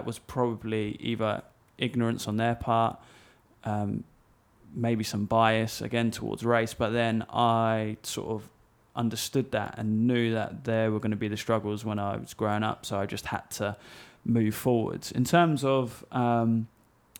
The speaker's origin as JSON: {"language": "English", "area": "Essex", "region": "East of England", "country": "United Kingdom", "tie": "born or raised there", "said": "we grew up in Essex"}